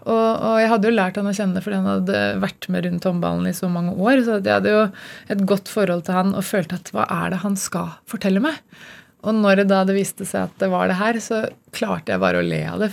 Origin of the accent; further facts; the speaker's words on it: Gjøvik, Innlandet, Norway; moved away as an adult; also born or lived in Denmark; det var ikke noen synlige rollemodeller i, i den byen jeg vokste opp